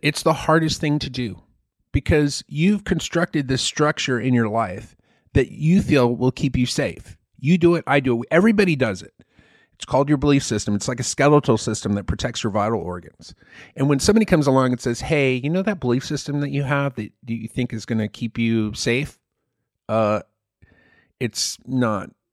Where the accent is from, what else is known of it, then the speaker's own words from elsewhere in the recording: Malaysia; moved away as an adult; that's the Malaysian pronunciation, and I grew up in Malaysia most of my you know childhood and early adulthood.